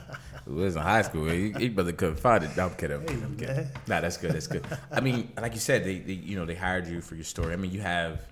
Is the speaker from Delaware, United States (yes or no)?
yes; Pine Street, Delaware, United States; I grew up on Pine Street.